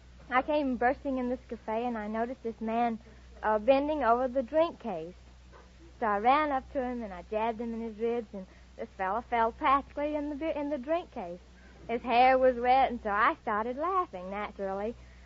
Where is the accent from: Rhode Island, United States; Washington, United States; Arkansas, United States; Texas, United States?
Arkansas, United States; Pine Bluff; Oh, Pine Bluff, Arkansas.